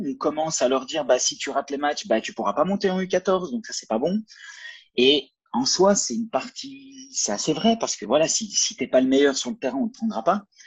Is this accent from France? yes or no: no; Belgium; moved away as an adult; also born or lived in Valais, Switzerland; now in Sierre, Switzerland; je viens de Belgique à la base, puis ça fait 7 mmh. ans que je suis en Suisse